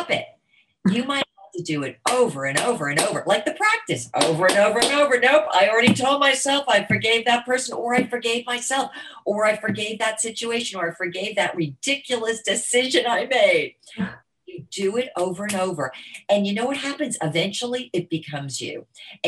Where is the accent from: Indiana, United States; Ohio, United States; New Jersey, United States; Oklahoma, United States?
New Jersey, United States; now in Florida, United States; I grew up in New Jersey